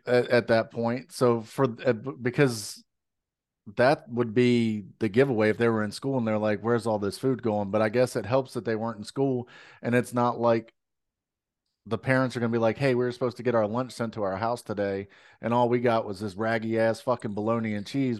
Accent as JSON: {"language": "English", "country": "United States", "said": "we're American"}